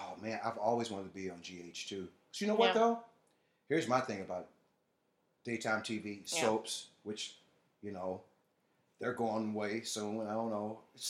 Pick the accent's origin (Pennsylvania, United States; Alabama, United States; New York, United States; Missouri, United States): Missouri, United States; St. Louis; moved away; I'm from St. Louis, you know.